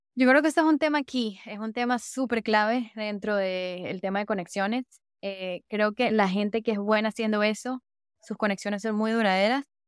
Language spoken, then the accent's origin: Spanish; Caracas, Capital District, Venezuela; moved away; soy de Venezuela. Me dijo, ¿qué parte de Venezuela? Le dije, Caracas